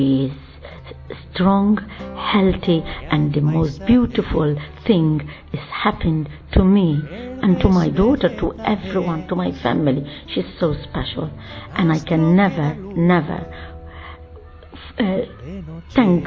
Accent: Malta; I'm coming from Malta

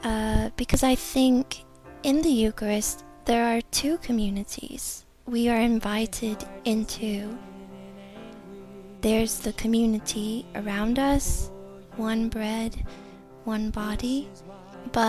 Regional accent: United States; I'm 28, and I'm from America

